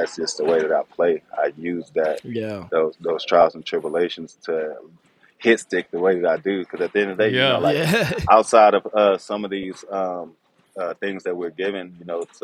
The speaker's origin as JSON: {"language": "English", "town": "Houston", "region": "Texas", "country": "United States", "tie": "born or raised there", "also_born_or_lived": "Pasadena, Texas", "said": "I was born in Houston, but mom moved us"}